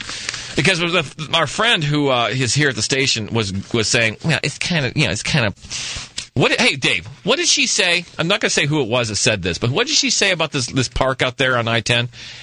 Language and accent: English; Scottsdale, Arizona, United States; I'm from Scottsdale.